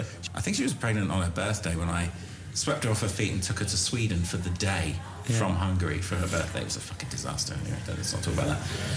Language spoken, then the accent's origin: English; London, United Kingdom; moved away as an adult; now in Newcastle, United Kingdom; I'm a Londoner who lives in Newcastle